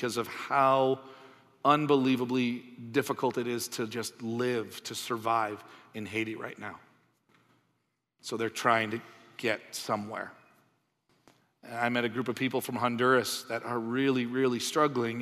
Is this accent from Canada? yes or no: yes; Canada; moved away; also born or lived in United States; I'm from Canada. I lived in the States for a while